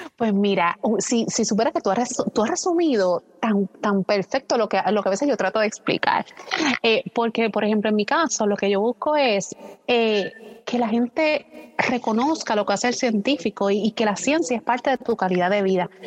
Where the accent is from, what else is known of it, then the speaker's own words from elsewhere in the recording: western Puerto Rico, Puerto Rico; yo soy el oeste de, Puerto Rico